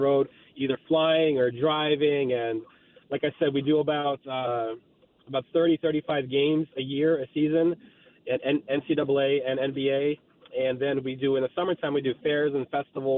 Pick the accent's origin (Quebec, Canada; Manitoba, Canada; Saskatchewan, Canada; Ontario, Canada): Ontario, Canada; Toronto; also born or lived in Moscow, Russia; I'm from Russia originally, but I grew up in Toronto